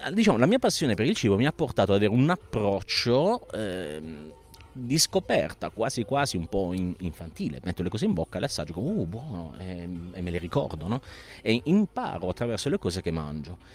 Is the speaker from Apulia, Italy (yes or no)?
yes; Bari, Apulia, Italy; siamo di Bari